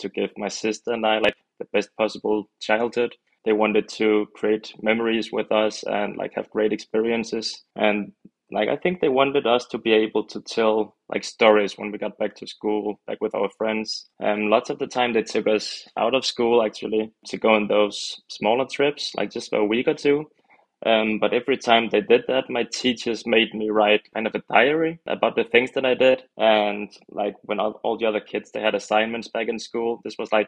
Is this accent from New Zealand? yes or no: no; Denmark; I'm from Denmark, 29 years old